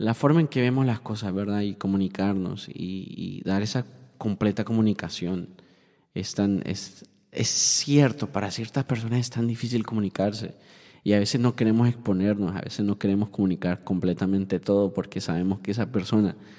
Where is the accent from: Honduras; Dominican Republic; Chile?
Honduras; now in Miami, United States; yo soy hondureño